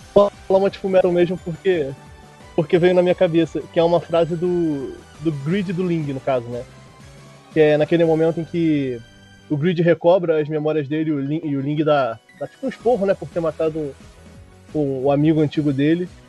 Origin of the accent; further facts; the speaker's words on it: Rio de Janeiro, Brazil; accent: Rio de Janeiro; Eu sou do Rio de Janeiro. Moro em tá Jacarepaguá